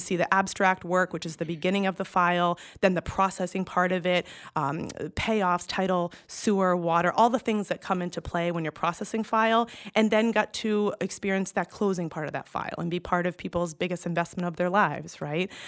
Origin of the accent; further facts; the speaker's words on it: Massachusetts, United States; moved away as an adult; also born or lived in Connecticut; John's company transfers him back to the Boston location. So we moved back home